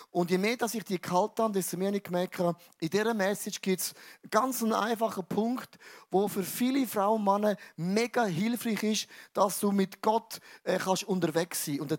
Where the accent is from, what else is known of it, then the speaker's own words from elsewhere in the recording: Switzerland; Was ich mega cool finde, wir sind ja, wir sind ja Schweizer.